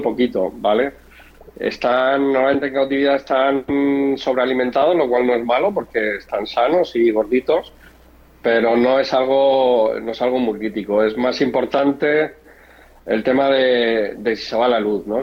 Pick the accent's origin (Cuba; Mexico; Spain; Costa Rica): Spain; Murcia, Region of Murcia; now in Madrid, Spain; Yo vivo en Madrid, pero bueno, soy, soy de Murcia, que es el, el sureste de España